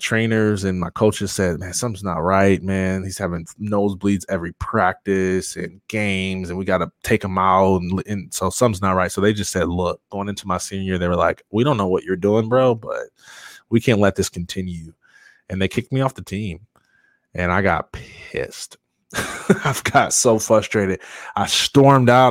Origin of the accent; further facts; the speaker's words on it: Jackson, Michigan, United States; growing up in Jackson